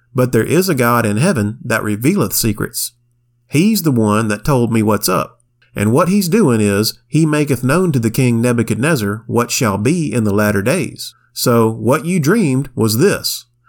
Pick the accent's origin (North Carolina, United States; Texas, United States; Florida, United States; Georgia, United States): Florida, United States; Pensacola; My hometown of Pensacola, Florida